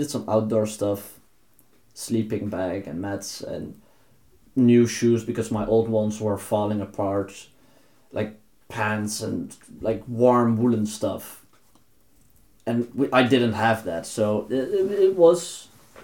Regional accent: Netherlands; moved away as an adult; now in Norway; I'm from the Netherlands. I'm here now.

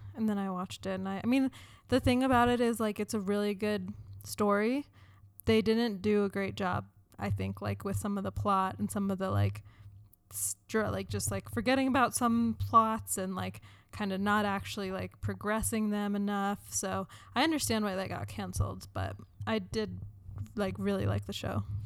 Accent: United States; I identify as a woman, as American, Jewish

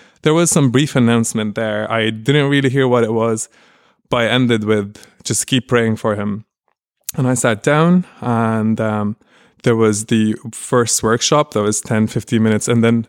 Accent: United States; moved away as an adult; also born or lived in California; now in Cork, Ireland; I'm Lebanese-American.

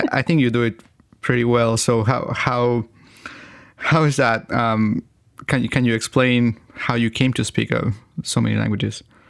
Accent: Chile; first language Spanish; English is a second language; my native language is Spanish, but I'm from Chile

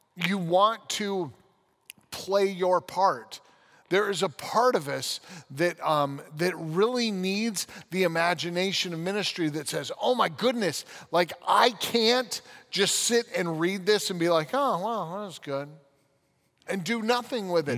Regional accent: United States; also born or lived in London, United Kingdom; I love being an American

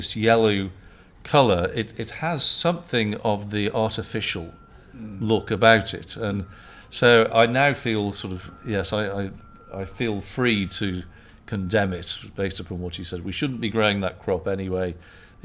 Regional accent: United Kingdom; moved away; I'm British

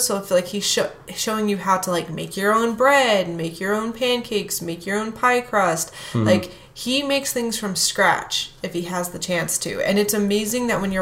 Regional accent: United States; I am American

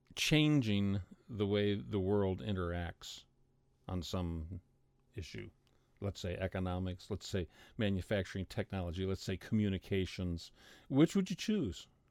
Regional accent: United States; I'm an American

